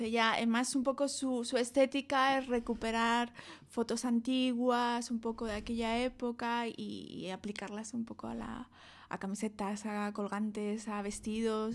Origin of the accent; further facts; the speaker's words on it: Madrid, Community of Madrid, Spain; also born or lived in Douglas, Arizona, United States; Yo soy de Madrid.